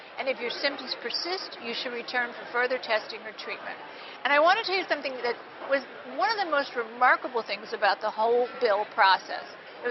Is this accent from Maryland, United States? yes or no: yes; Baltimore, Maryland, United States; Well, I'm from Baltimore, but I did do something in Virginia.